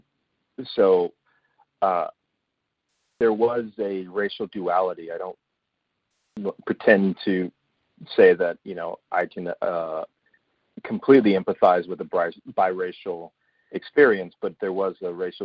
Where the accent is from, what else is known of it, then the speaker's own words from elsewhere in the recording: Redondo Beach, California, United States; moved away as an adult; also born or lived in Azusa, California / Rialto, California; now in Atlanta, United States; I was born in Azusa, which is out in the valley, and then the Rialto area, but my formative years were in Redondo Beach